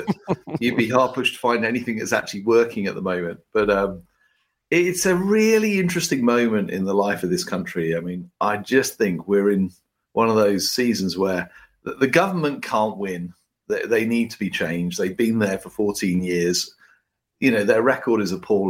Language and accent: English; United Kingdom; us in Britain